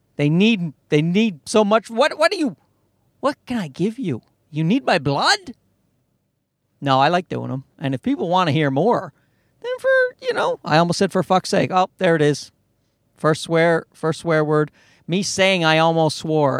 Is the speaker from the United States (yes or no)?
no; Newfoundland and Labrador, Canada; I grew up in Newfoundland, and Newfoundland's an East Coast part of Canada